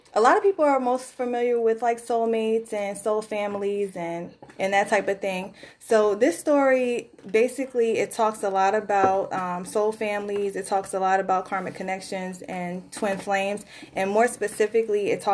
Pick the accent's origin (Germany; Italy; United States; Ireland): United States; Richmond, Virginia; from Richmond, Virginia